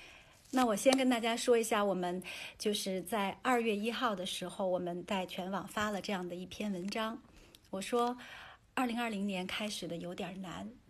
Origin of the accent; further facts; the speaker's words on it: China; 那作为中国人，我们应该善待一线的这个医护人员